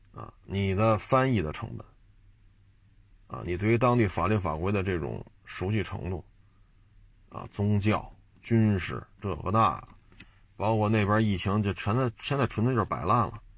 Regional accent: China; 我是中国人

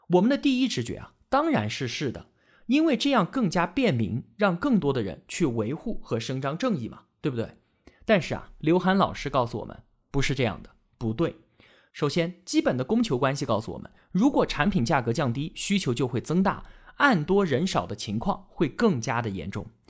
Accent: China; 我们中国人

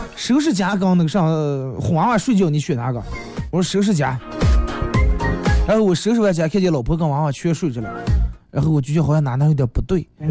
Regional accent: Northeast China, China; 我是个东北人啊

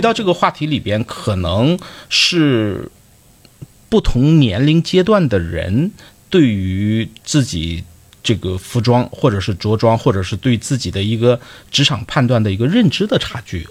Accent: Dalian, Liaoning, China; accent: Dalian dialect; 用我们大连话讲

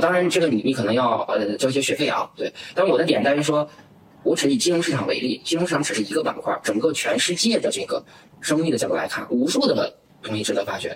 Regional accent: Northeast China, China; moved away; also born or lived in Xiamen; 其实我从东北过来，我的牌并不好

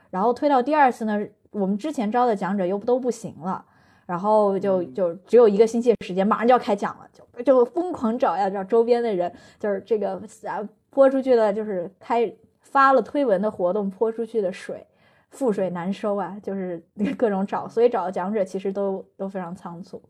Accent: Chengdu, Sichuan, China; also born or lived in Anhui; 我老家是安徽，就是我是嗯，我是个，爸妈都是安徽的安徽人。然后我嗯老家从安徽给我从五岁拽到成都

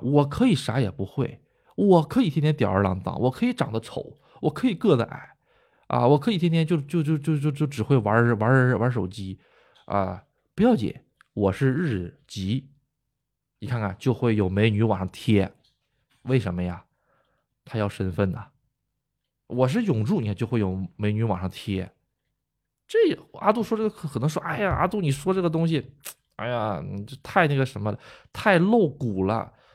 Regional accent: China; now in Japan

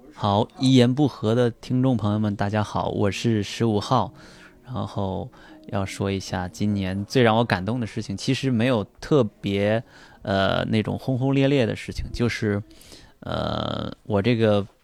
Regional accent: Anhui, China; now in Beijing, China; 我就回到老家，我的老家家安徽

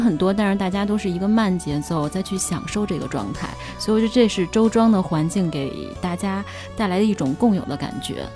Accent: Beijing, China; 我来自北京嘛

